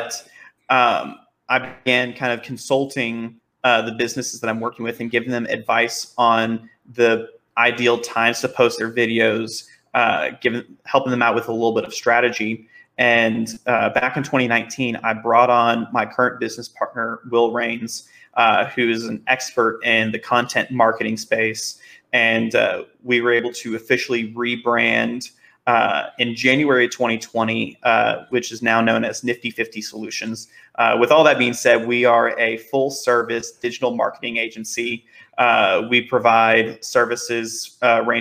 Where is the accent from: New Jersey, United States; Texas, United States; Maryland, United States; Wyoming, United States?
Texas, United States; Dallas; I've grown up, born and raised in the Dallas area